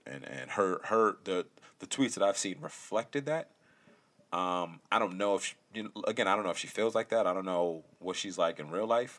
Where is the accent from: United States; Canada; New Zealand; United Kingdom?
United States; Connecticut; I was born in Connecticut